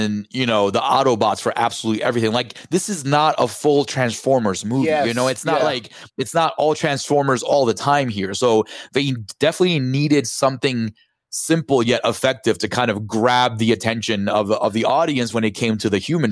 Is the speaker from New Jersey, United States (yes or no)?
no; New York, United States; also born or lived in Dominican Republic; I'm from New York. I've been here for, like, I grew up in Dominican Republic. I was two